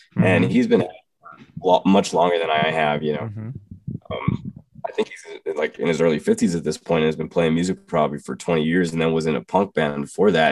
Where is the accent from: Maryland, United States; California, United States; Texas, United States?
Texas, United States; growing up in Texas